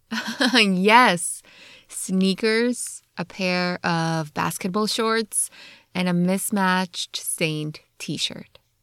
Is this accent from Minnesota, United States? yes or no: no; New Jersey, United States; also born or lived in Poland; Since we grew up in New Jersey, we drive down to the Jersey Shore a lot